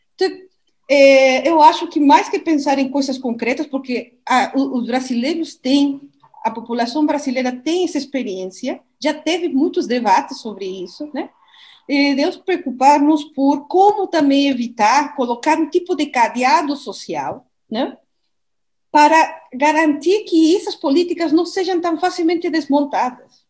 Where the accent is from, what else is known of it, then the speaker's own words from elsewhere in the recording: Mexico; Portuguese is a second language; now in Brazil; Eu sou do México